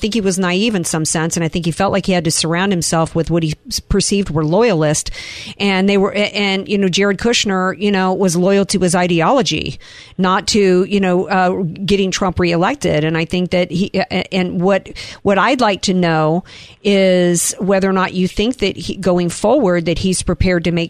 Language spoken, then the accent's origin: English; the South, United States; I'm from the South